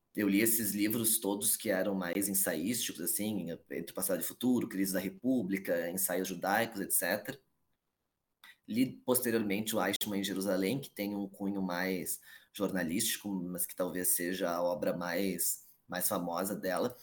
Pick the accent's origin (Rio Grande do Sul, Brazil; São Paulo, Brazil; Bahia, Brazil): Rio Grande do Sul, Brazil; Porto Alegre; Eu sou aqui de Porto Alegre, Rio Grande do Sul